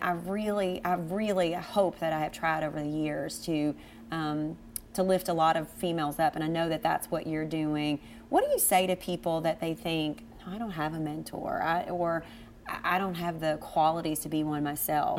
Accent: Cynthiana, Kentucky, United States; now in Lexington, United States; we are from Cynthiana and born and raised, but now being in Lexington

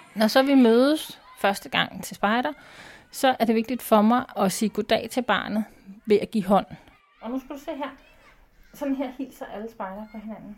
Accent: Copenhagen, Capital Region of Denmark, Denmark; now in Holbæk, Denmark; jeg kommer fra København, så jeg har været spejder der.

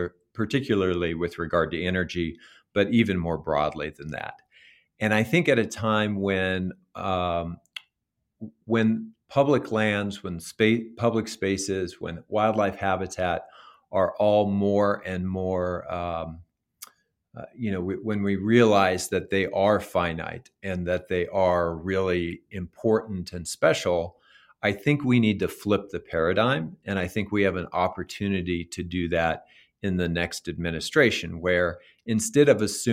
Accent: New Mexico, United States; And when you go out in a state like Montana or Idaho or Colorado or my home state of New Mexico

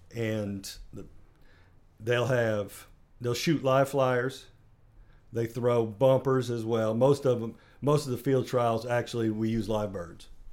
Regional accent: Kalamazoo, Michigan, United States; moved away; I'm originally from Kalamazoo, Michigan

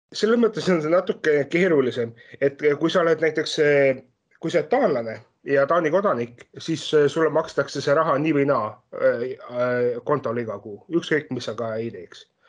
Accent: Estonia; moved away as an adult; now in Denmark; ma olen ise pärit ju Eestist

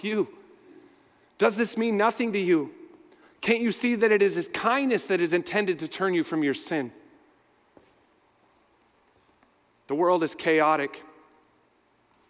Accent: Minneapolis, Minnesota, United States; I'm from Minneapolis, so I was right in the middle of all

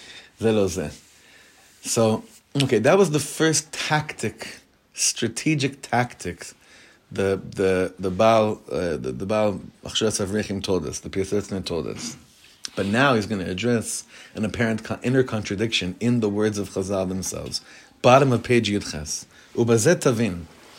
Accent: Hollywood, California, United States; I'm used to Hollywood. I grew up in Hollywood.

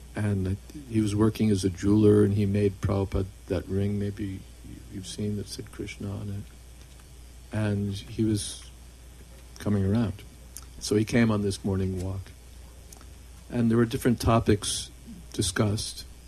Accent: United States; I grew up in America

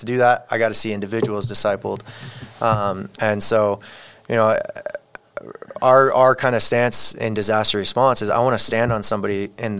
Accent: Mexico; I'm not welcome in my home community, my home country. Mexico doesn't want me.

